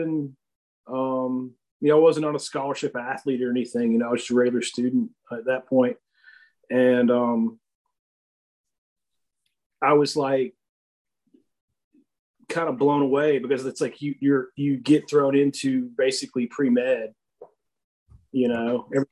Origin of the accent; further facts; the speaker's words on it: Atlanta, Georgia, United States; I was born in Atlanta, Georgia. I've always lived around Georgia. I've lived all over Georgia, North Georgia, South